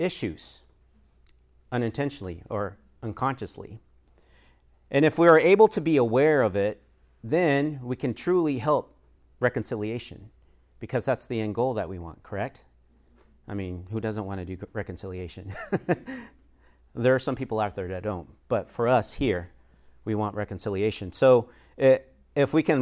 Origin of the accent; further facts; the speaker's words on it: Sedalia, Missouri, United States; also born or lived in Florida; I grew up in Sedalia, Missouri for most of my life.